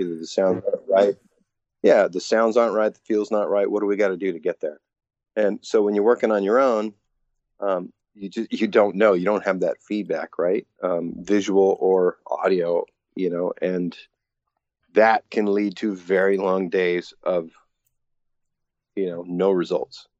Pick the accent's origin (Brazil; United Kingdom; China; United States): United States; Bellingham, Washington; also born or lived in Seattle; I grew up in Bellingham, Washington, tiny little town, about 100 miles north of Seattle